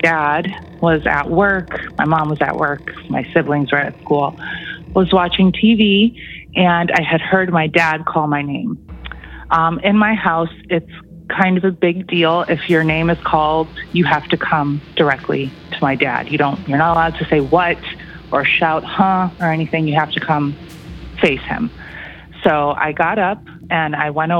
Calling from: Toronto, Ontario, Canada; I'm calling from Toronto

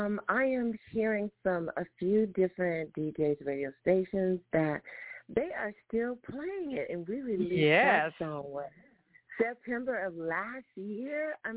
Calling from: Los Angeles, California, United States; I'm calling from Los Angeles.

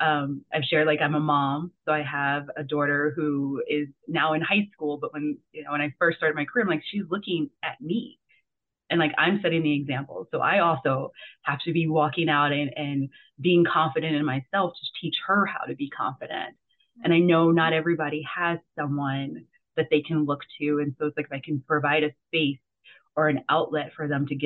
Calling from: Scottsdale, Arizona, United States; Normally I would say sunny Scottsdale, Arizona, but it's a little cloudy today.

